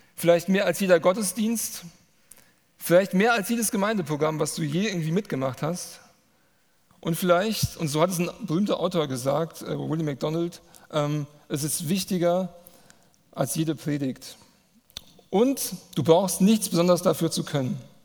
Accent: Manderbach, Hesse, Germany; ich komme aus Manderbach, das ist hier ein Ort weiter.

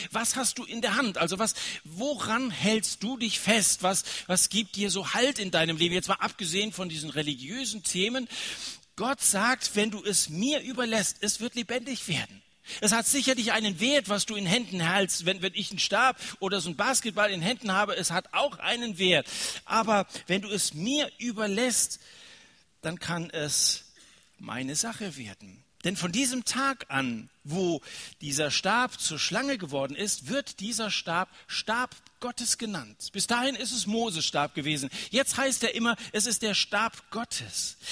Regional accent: Germany; wir als Deutsche

